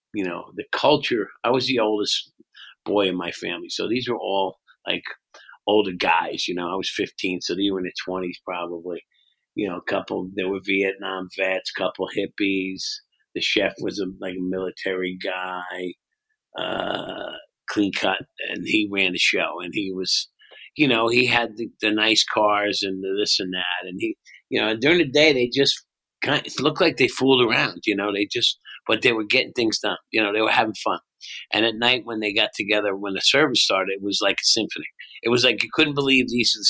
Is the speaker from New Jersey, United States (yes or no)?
yes; Bayshore, New Jersey, United States; also born or lived in Brooklyn, New York; I was born in Brooklyn. I left as a baby, and I grew up on the Bay Shore in New Jersey, a little town, not far from the ocean